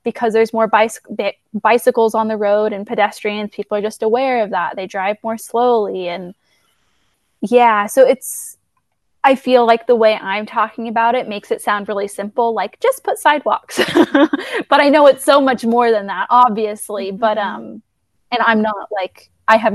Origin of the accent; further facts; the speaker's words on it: California, United States; moved away as an adult; also born or lived in Shanghai, China; now in Bend, United States; I spent most of my childhood growing up in California